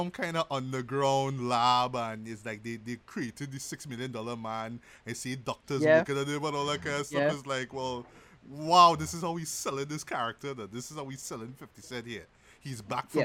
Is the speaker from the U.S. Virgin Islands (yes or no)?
no; Trinidad & Tobago; we're not from the States, but I'll talk about it like from in Trinidad